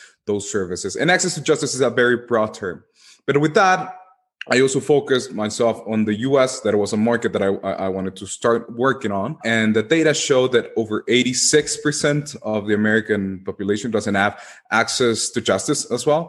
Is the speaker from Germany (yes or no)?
no; Guatemala; my home country where I come from, in Guatemala